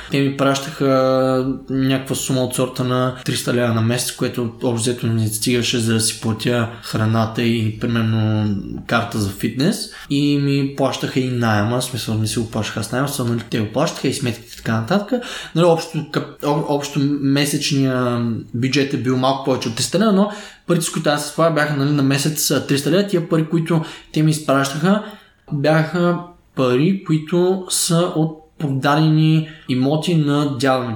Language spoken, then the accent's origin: Bulgarian; Stara Zagora, Stara Zagora Province, Bulgaria; Аз съм роден в Стара Загора, 1993